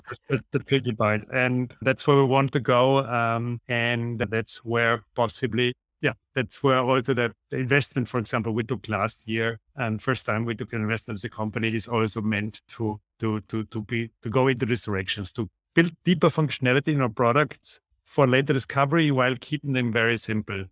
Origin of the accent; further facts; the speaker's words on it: Austria; English is a second language; as you can hear, also from the accent, I'm from Austria.